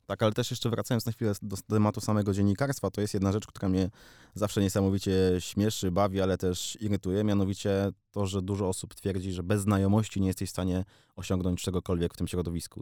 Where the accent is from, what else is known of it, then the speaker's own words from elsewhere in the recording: Warsaw, Masovian Voivodeship, Poland; Jestem prosty chłopak z Pragi